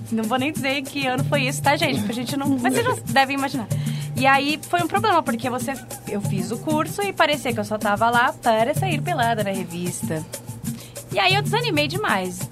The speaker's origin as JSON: {"language": "Portuguese", "region": "São Paulo", "country": "Brazil", "tie": "born or raised there", "said": "eu sou de Itaquera, sou da Zona Leste, graças a Deus. Muito feliz por ser da Zona Leste. Born and raised."}